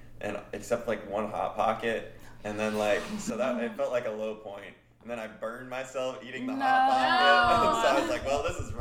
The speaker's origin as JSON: {"language": "English", "town": "Louisville", "region": "Kentucky", "country": "United States", "said": "I am from around Louisville, Kentucky"}